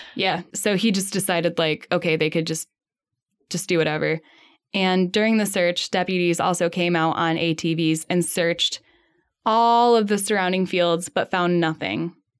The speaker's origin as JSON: {"language": "English", "region": "Midwest", "country": "United States", "tie": "born or raised there", "said": "growing up in the Midwest"}